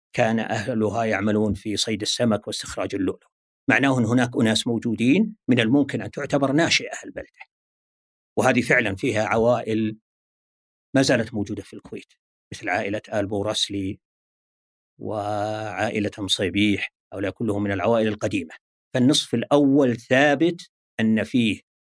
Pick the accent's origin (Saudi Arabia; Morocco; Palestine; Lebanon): Saudi Arabia; Al-Ahsa, Eastern Province; عندنا في الأحساء